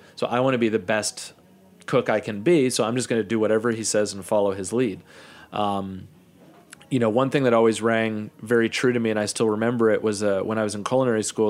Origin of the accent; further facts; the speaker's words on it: Kansas City, United States; moved away as an adult; also born or lived in Arizona / Brooklyn, New York; one of my best friends, Chris, who I grew up in Kansas City